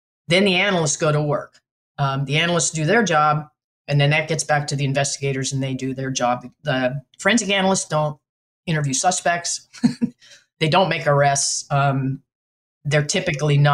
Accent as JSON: {"language": "English", "region": "New Mexico", "country": "United States", "also_born_or_lived": "West Virginia", "moved": "yes", "said": "I'm from New Mexico, your neighbor."}